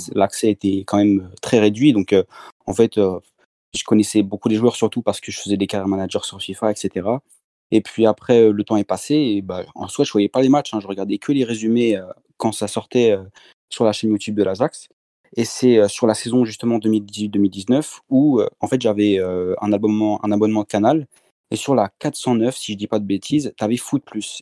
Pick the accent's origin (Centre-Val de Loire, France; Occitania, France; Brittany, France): Brittany, France; Rennes; moved away; also born or lived in French Antilles; je suis, je suis de Rennes, donc euh, j'ai commencé à supporter le Stade Rennes, forcément. Puis après, j'ai déménagé aux Antilles